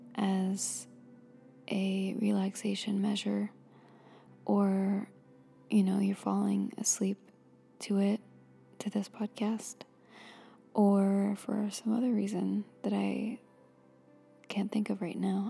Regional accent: Florida, United States; I grew up in Florida

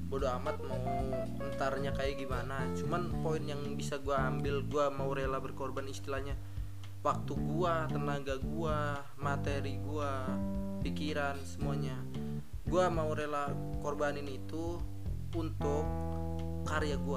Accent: Jakarta, Indonesia; karena gue dari Jakarta gue gue rekaman di sini

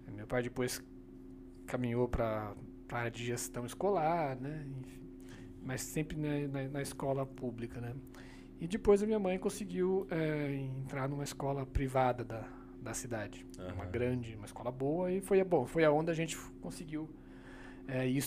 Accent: Brazil; Sou, sou, sou do interior aqui do lado, né? Sou, sou de Bragança. Ah, né? Bragança, Então, É, é, então eu cresci aí naquela vida de cidade pequena

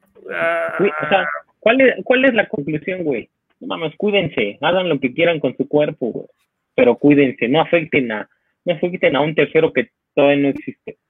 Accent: Mexico; somos la sociedad mexicana

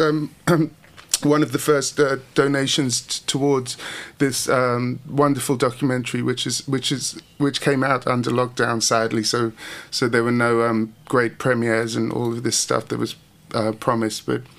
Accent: Hastings, South East England, United Kingdom; I started in punk and I come from Hastings

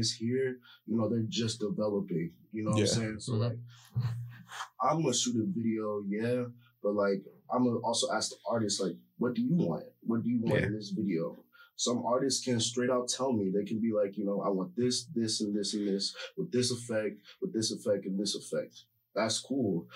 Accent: St. Louis, Missouri, United States; Where I'm from St. Louis.

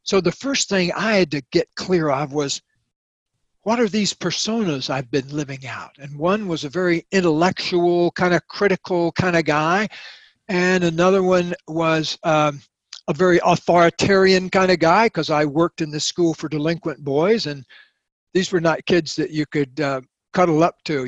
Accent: the South, United States; moved away as an adult; now in California, United States; for the early 20 years of my life, I lived down in the South

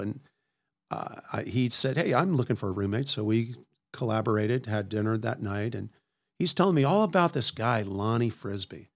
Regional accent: Washington, D.C. area, Maryland, United States; moved away; I grew up in Washington, D C area, actually in Maryland

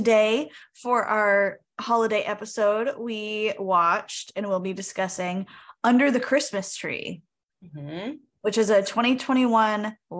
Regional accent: New England, United States; we're both from New England

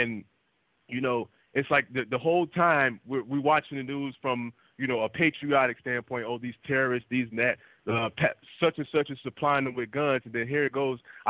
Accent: United States; I'm African American

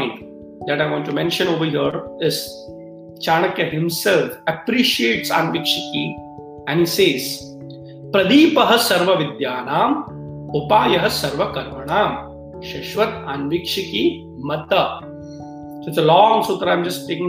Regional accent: Mumbai, Maharashtra, India; I come from Mumbai, you know, that's where in Maharashtra we celebrate in a big way

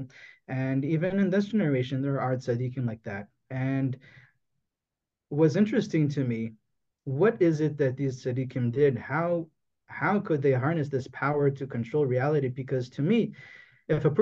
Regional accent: Toronto, Ontario, Canada; I was born in Toronto, in Canada

